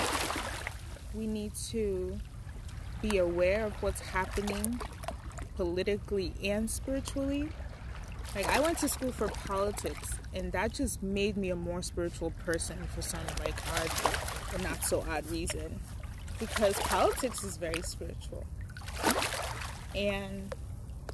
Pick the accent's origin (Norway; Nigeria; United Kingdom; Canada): Nigeria; moved away; I'm Nigerian